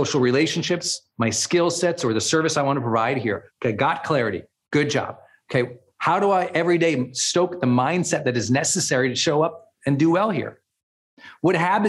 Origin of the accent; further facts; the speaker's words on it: Montana, United States; moved away as an adult; also born or lived in San Francisco / Portland, Oregon / Puerto Rico; now in Northern California, United States; I was a Montana kid